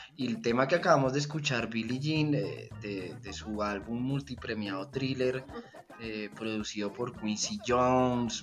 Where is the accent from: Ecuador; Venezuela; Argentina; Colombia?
Colombia; Bogotá; soy un tronco bailando champeta como buen rolo